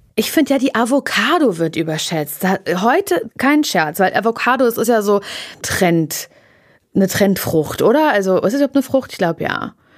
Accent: East Germany, Germany; Ich komme aus dem Osten.

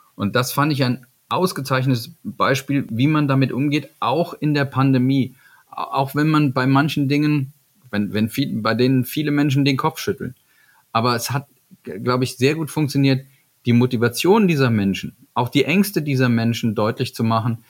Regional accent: Eifel, Germany; ich bin da groß geworden in der Eifel

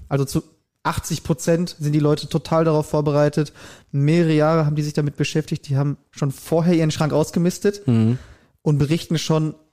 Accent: Germany; bei uns in Deutschland

